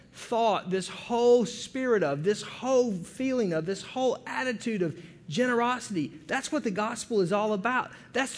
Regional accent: United States; we get a bad rap in the world as being Americans

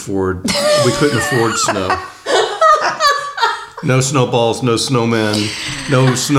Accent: New Orleans, Louisiana, United States; I grew up in New Orleans.

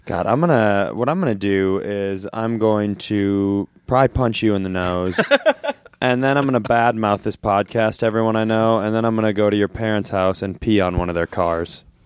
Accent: Worthington, Minnesota, United States; also born or lived in Twin Cities, Minnesota / California; I was born and raised in Worthington, Minnesota

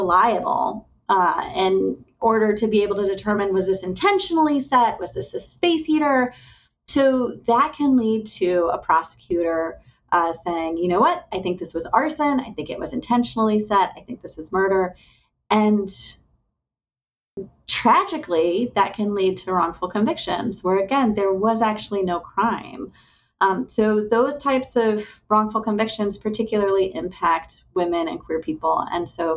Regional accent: Indiana, United States; moved away as an adult; also born or lived in Mississippi / West Virginia; I have now just moved to Indiana, my home state. So I'm glad to be back in Indiana

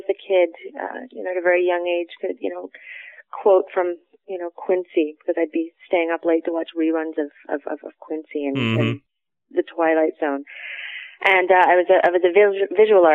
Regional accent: Toronto, Ontario, Canada; born and bred Torontonian

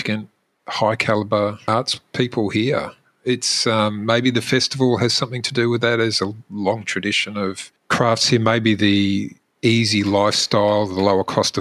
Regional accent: Melbourne, Victoria, Australia; moved away as an adult; also born or lived in Canberra; now in Adelaide, Australia; I grew up in Melbourne, studied in Canberra, came to Adelaide for an opportunity and stayed.

